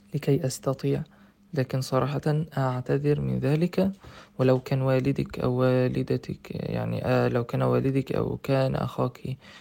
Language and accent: Arabic; Egypt; moved away as an adult; also born or lived in Russia; شخصا من مدينتي التي في مصر